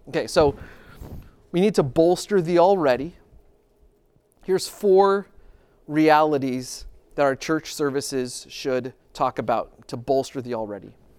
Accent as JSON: {"language": "English", "town": "Grand Rapids", "region": "Michigan", "country": "United States", "said": "I'm from Grand Rapids"}